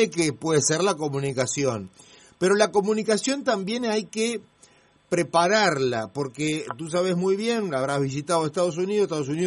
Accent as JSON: {"language": "Spanish", "country": "Italy", "said": "mi país, yo soy italiano"}